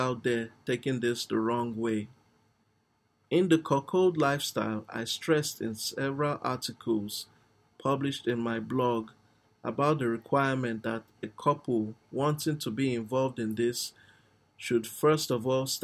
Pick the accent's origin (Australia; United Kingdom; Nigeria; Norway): Nigeria; I'm actually a Nigerian